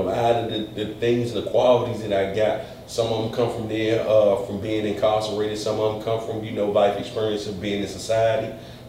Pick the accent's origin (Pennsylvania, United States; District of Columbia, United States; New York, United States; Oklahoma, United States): District of Columbia, United States; Washington; I was raised in Washington, D.C. I was raised in Northwest. But I like to say that, man, I'm from Washington.